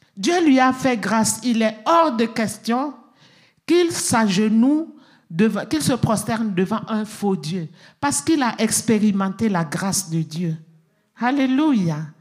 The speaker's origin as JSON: {"language": "French", "country": "Burkina Faso", "said": "chez nous, au Burkina Faso"}